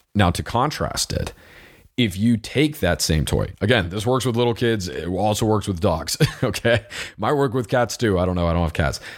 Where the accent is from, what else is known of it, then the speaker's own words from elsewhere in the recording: United States; I am an American